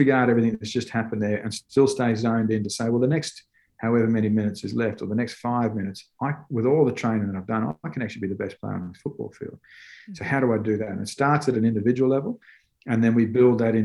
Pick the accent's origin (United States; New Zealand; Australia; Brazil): Australia; moved away as an adult; As an Aussie, I was brought up playing on dry fields, on hard surfaces